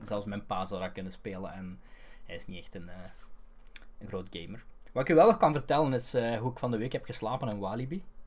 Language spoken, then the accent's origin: Dutch; Belgium; In Toverland ben ik herkend geweest als Belg